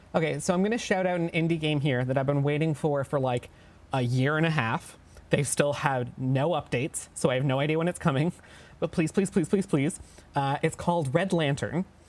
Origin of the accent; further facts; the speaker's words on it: Canada; we're all Canadian